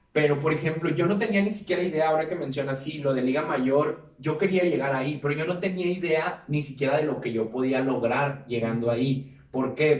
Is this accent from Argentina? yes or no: no; Mexico; como mexicanos en otros países